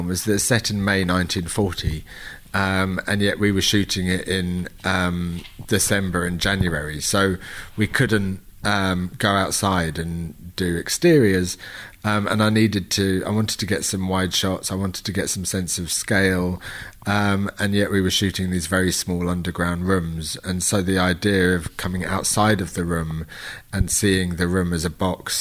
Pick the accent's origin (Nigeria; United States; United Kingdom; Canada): United Kingdom; London; We're both from London